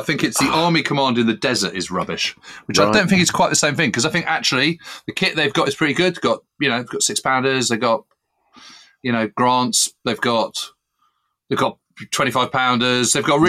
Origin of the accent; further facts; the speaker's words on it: United Kingdom; It's tough as a Brit to kind of be able to write this